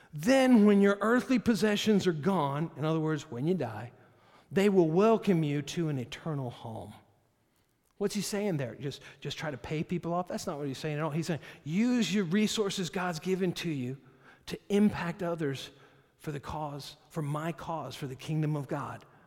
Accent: United States; I'm an American

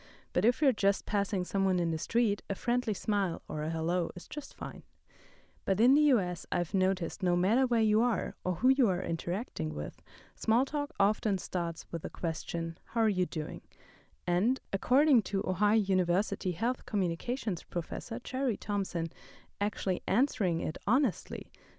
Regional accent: Germany; moved away as an adult; now in Athens, United States; In my home country, Germany

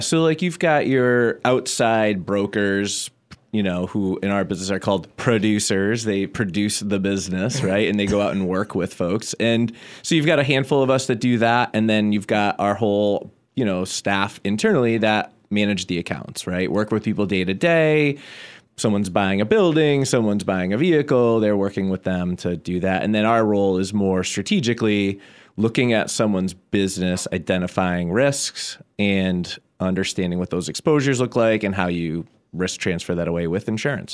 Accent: Southampton, Massachusetts, United States; I'm from Southampton, born and raised. Still live there now

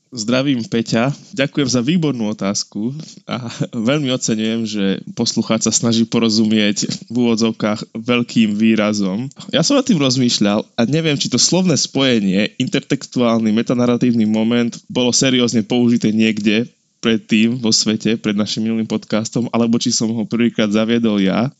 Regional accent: Slovakia; sme my Slováci

